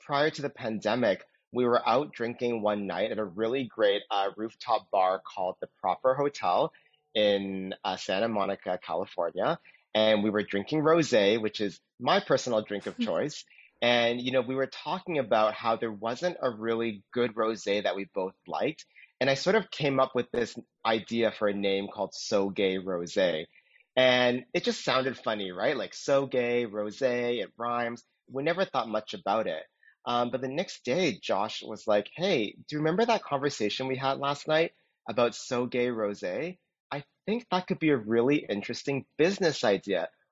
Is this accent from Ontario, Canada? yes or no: yes; Toronto, Ontario, Canada; also born or lived in New York / Austin; now in Los Angeles, United States; I'm originally from Toronto, Canada